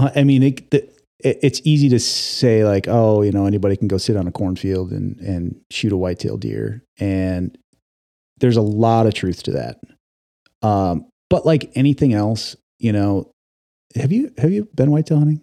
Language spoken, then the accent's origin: English; Wisconsin, United States; moved away as an adult; now in Oregon, United States; I grew up in the Midwest. I grew up in Wisconsin. I moved to Oregon in two thousand five